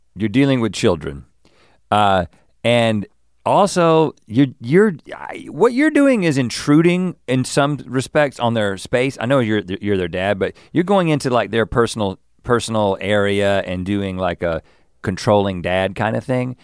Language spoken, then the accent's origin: English; United States; I'm an American, and I guess I shower in a particular American way